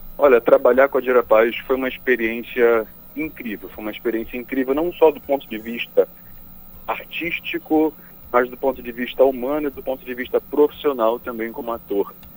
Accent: Pará, Brazil; moved away; also born or lived in Rio de Janeiro; não só para nós como paraenses

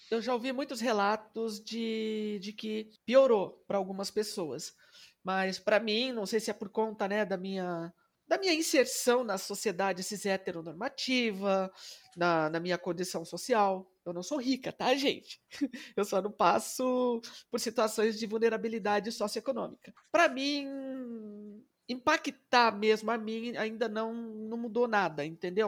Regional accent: Presidente Epitácio, São Paulo, Brazil; lá na minha cidade, que eu sou de presidente

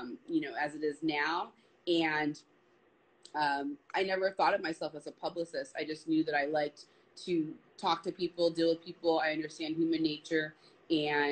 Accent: Torrance, California, United States; also born or lived in Los Angeles; I lived in Torrance, and I went to high school in Torrance.

